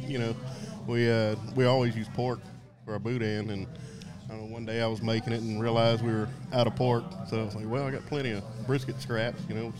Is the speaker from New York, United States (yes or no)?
no; Port Neches, Texas, United States; now in Nederland, United States; I'm from Port Neches. I live in Nederland, though.